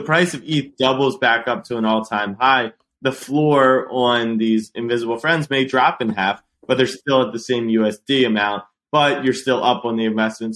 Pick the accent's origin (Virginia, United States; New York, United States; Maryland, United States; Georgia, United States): Maryland, United States; Baltimore; moved away as an adult; also born or lived in Austin, Texas; I'd grown up going to Ravens games, Orioles